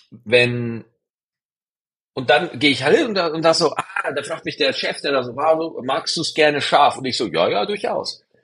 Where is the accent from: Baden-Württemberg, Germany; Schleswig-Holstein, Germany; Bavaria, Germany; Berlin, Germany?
Bavaria, Germany; Es gab bei uns in Niederbayern, gab es diese 1-Euro-Partys.